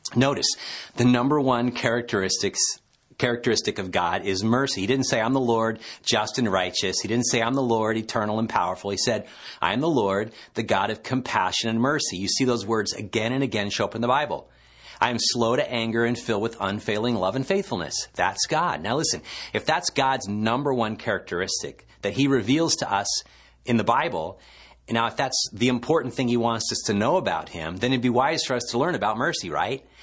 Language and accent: English; Petaluma, California, United States; my hometown in Petaluma, California